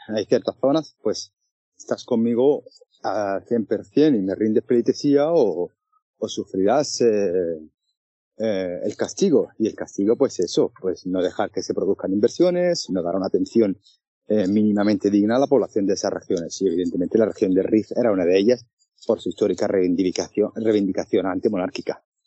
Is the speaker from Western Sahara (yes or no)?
yes; Western Sahara; como periodista saharaui